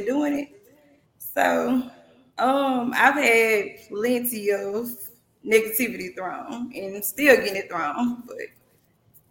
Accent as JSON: {"language": "English", "town": "Holly Springs", "region": "Mississippi", "country": "United States", "tie": "born or raised there", "said": "I'm from Holly Springs. Holly Springs, Mississippi"}